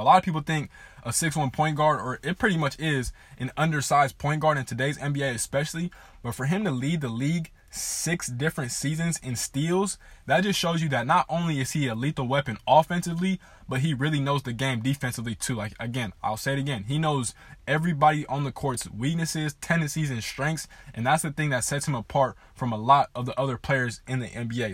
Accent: Southern California, United States; I am from Southern California. I grew up a diehard Lakers fan in a Laker household.

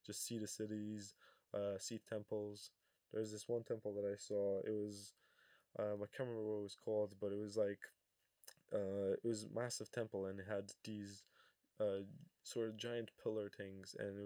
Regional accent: Kosovo; I come from Kosovo, so the heat is usually around 30 degrees

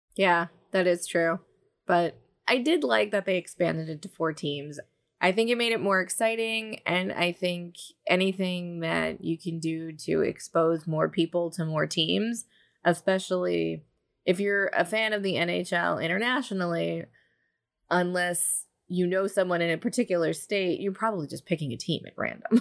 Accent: New Jersey, United States; growing up in New Jersey

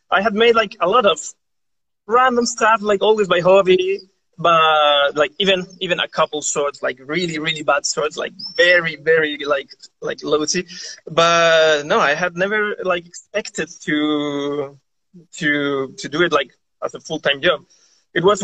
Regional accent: Chile; moved away as an adult; now in Montecelio, Italy; I was born in Chile from a half Italian family.

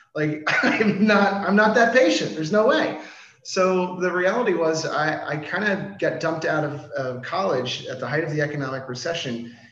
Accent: Washington, District of Columbia, United States; moved away as an adult; now in Denmark; I'm originally from Washington D.C.

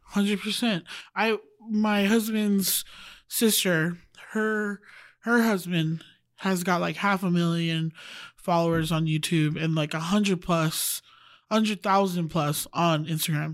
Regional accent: Wailuku, Hawaii, United States; moved away as an adult; also born or lived in Oahu, Hawaii; now in Utah, United States; I was raised on Maui

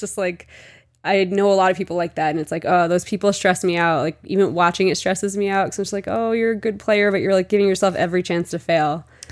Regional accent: New Jersey, United States; also born or lived in Mexico; I'm from New Jersey

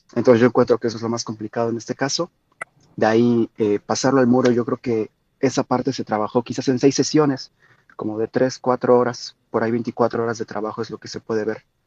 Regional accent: Mexico; siendo mexicanos

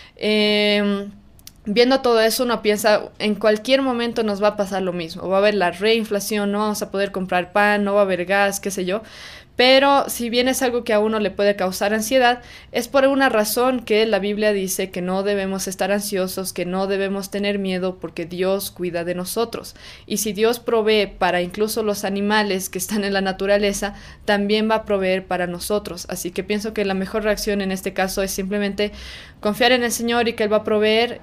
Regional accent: Bolivia; en nuestro caso en Bolivia

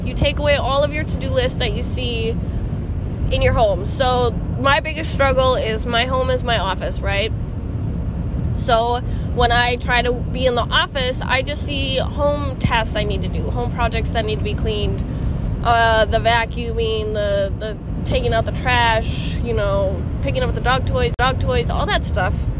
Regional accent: Midwest, United States; we're from the Midwest

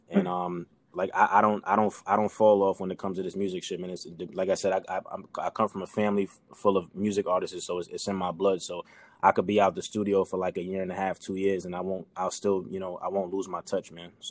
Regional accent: New York, United States; maybe I was you know I was from New York, whatever

